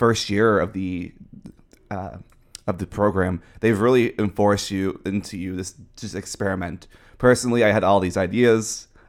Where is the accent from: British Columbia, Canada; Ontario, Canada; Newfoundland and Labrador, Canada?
Newfoundland and Labrador, Canada; Yes, I'm from Newfoundland.